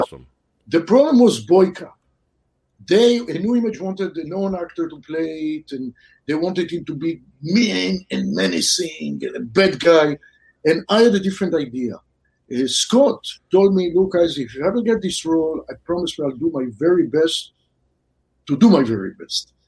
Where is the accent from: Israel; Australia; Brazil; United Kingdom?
Israel; moved away as an adult; also born or lived in Southern California; now in California, United States; I grew up in Israel. Then I moved to California, Southern California.